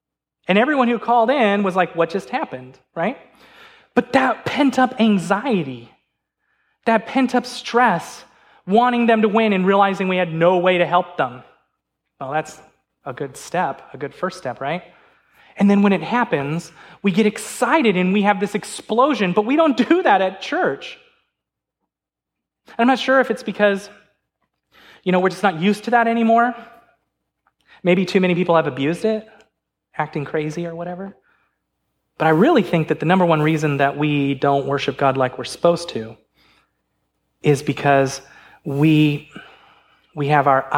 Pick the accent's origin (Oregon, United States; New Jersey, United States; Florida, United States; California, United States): California, United States; Now, I remember, I'm a Lakers fan, because remember, I came from California.